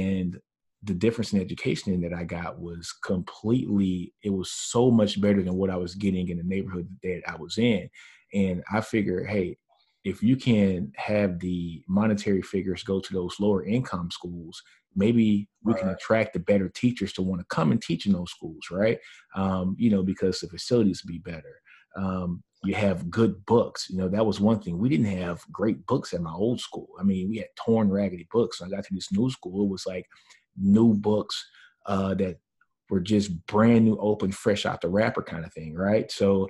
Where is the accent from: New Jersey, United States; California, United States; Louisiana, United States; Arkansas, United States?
Louisiana, United States; Shreveport; with me growing up in Shreveport, Louisiana, I grew up in a primarily black neighborhood